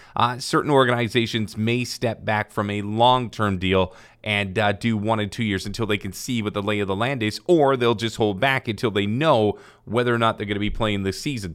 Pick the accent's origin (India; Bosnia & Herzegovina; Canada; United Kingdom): Canada; I am Canadian born